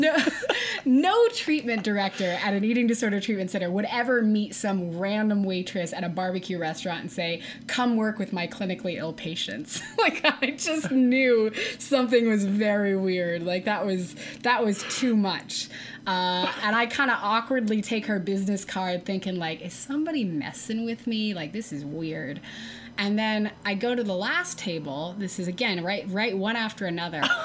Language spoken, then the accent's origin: English; Texas, United States; I'm from Texas